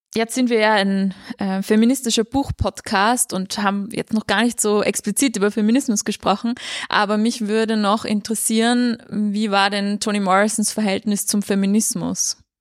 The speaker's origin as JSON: {"language": "German", "country": "Austria", "said": "als Österreicherin"}